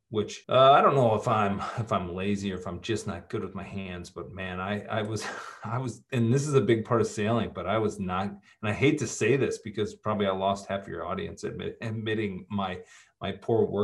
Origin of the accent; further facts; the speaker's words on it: Midwest, United States; Growing up in the Midwest, my my father being a factory worker, my mom being a bus driver, very practical people.